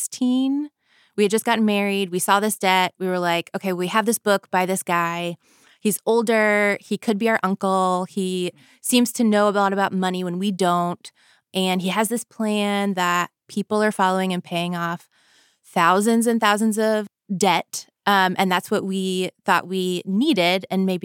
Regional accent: Florida, United States; I grew up in Florida. I grew up lower middle class, I would say.

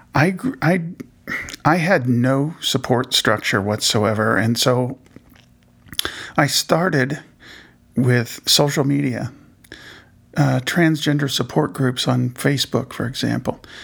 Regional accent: Indianapolis, Indiana, United States; I was born in Indianapolis

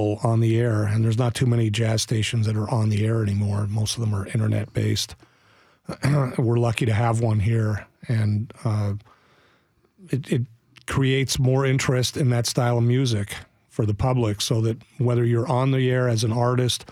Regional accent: Montreal, Quebec, Canada; now in Nashville, United States; I grew up in Montreal

